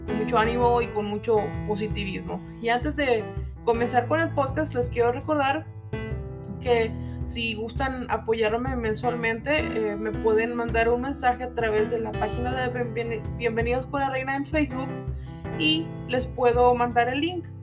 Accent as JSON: {"language": "Spanish", "country": "Mexico", "said": "el mes patrio para los que somos mexicanos"}